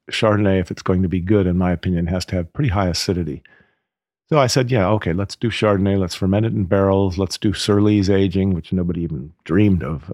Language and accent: English; Oakland, California, United States; moved away as an adult; now in Napa Valley, United States; I was from Oakland, basically. So I'd never lived in, in the country